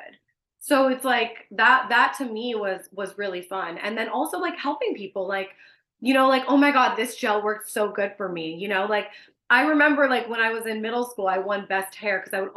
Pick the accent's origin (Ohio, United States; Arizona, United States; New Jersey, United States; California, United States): California, United States; Richmond; So I'm from Richmond. So I went to school at Adams Middle School